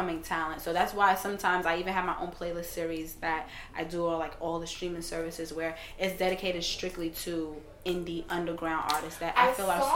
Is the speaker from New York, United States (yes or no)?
yes; New York, United States; also born or lived in Brooklyn / Caribbean; I'm from New York